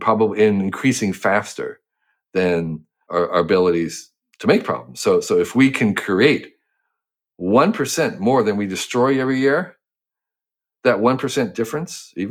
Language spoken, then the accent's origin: English; Western New Jersey, United States; I grew up in New Jersey